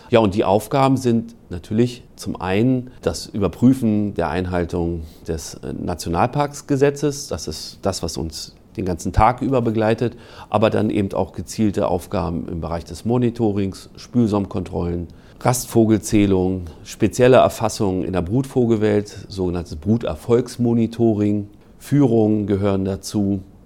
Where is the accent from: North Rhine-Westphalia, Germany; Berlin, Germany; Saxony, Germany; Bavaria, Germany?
Berlin, Germany; moved away as an adult; now in Schleswig-Holstein, Germany; ich komme ursprünglich aus Berlin, in Berlin der DBV, Deutscher Bund für Vogelschutz, heute NABU. Da gab es eine ganz vernünftige Jugendgruppe